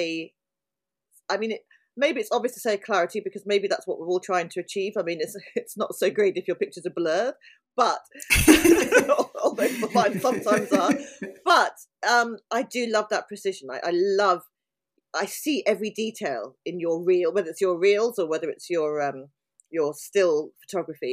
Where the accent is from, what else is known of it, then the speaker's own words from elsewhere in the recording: London, United Kingdom; moved away as an adult; also born or lived in Bristol; I was born in South London and have lived in London. Apart from 3 years in Bristol where I went to university, I've always been in London.